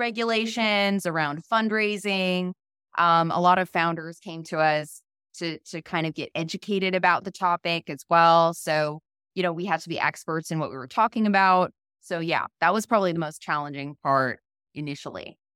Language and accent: English; a small town outside of Boston, Massachusetts, United States; moved away; also born or lived in Florida / New York / San Francisco; I'm originally from the East Coast, a really small town outside of Boston.